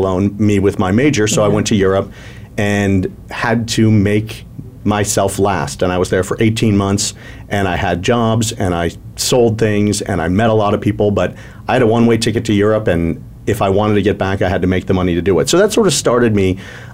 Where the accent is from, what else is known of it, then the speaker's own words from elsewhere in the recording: Milwaukee, Wisconsin, United States; also born or lived in Atlanta; now in Arizona, United States; I was born in Milwaukee, Wisconsin